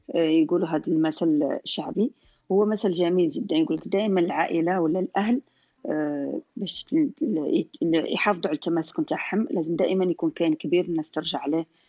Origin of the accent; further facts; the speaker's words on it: southern Algeria, Algeria; احنا في خصوصا عندنا في الجنوب